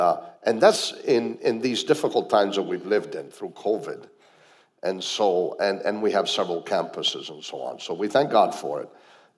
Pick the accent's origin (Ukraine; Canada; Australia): Canada; also born or lived in Italy; I was not born in Canada. I was born in Italy, but we chose Canada. So it's still, we're Canadians.